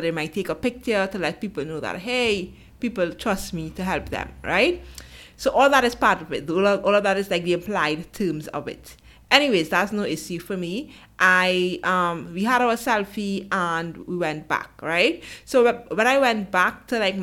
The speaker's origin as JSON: {"language": "English", "country": "Trinidad & Tobago", "said": "I'm from Trinidad and Tobago."}